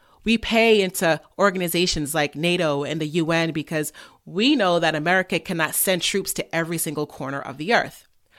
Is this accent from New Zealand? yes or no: no; England, United Kingdom; England, you know that we have an aversion to pronouncing our R's.